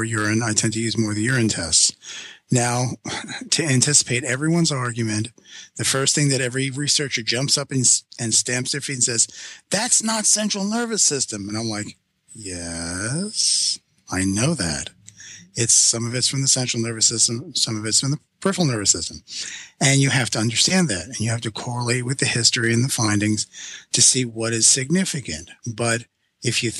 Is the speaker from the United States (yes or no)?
yes; New York City, New York, United States; I'm Sicilian from Brooklyn